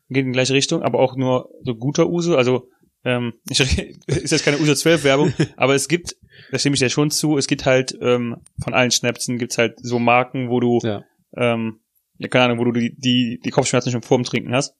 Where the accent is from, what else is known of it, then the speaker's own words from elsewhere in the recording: Germany; Als Deutscher